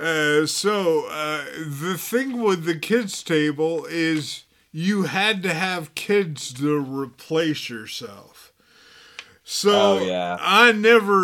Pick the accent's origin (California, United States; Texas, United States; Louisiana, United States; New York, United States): Texas, United States; Dallas; I grew up in Dallas